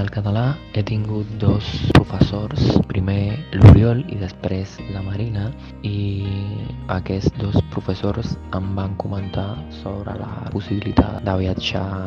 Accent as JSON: {"language": "Catalan", "country": "Cuba", "second_language": "Catalan", "moved": "yes", "lives_now": "Madrid, Spain", "said": "sóc de Cuba, però ara mateix estic vivent a Madrid"}